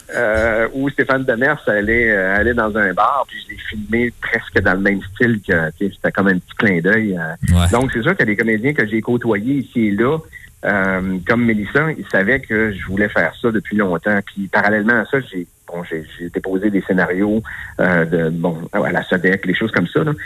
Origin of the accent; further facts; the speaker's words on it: Quebec, Canada; je suis québécoise